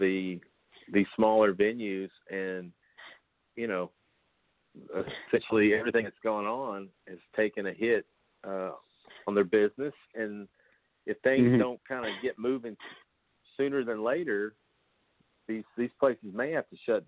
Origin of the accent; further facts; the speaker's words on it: Bowling Green, Kentucky, United States; I'm from Bowling Green, Kentucky.